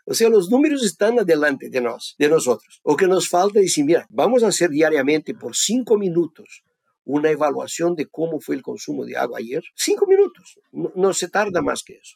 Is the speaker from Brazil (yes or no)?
yes; Brazil; also born or lived in Davis, California, United States / Athens, Georgia, United States; Mi origen, yo soy brasileño, vivo acá en el sur de Brasil